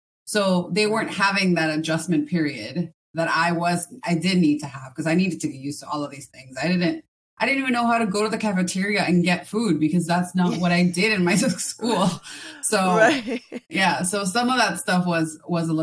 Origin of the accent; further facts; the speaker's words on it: Miami, Florida, United States; also born or lived in Ecuador; I was born here in Miami, Florida